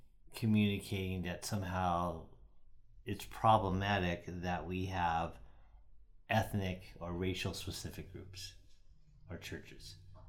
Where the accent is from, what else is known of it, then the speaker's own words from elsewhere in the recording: United States; I'm Japanese American, so I remember as a kid, I used to play in the Japanese sports leagues.